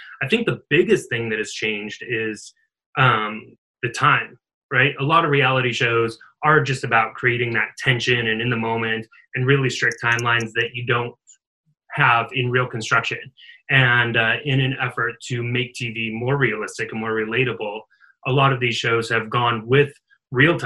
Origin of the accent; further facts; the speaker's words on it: Eastern Oregon, United States; moved away as an adult; now in Los Angeles, United States; I grew up in Eastern Oregon, little tiny farm town, went to school at the University of Oregon, but I've been in LA for just over 10 years.